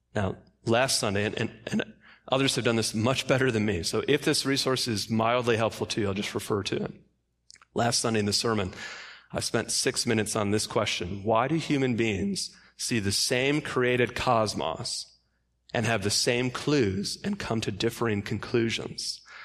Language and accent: English; Michigan, United States; I grew up in Michigan